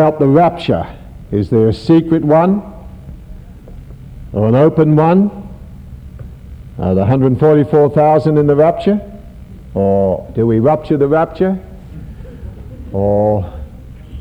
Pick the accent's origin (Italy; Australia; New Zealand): Australia; being an Australian